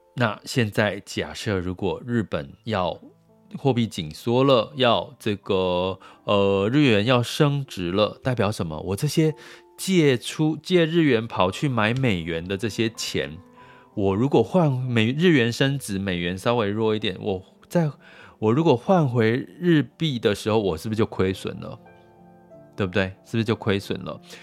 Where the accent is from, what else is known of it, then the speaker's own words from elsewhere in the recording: Taiwan; 我们就深在台湾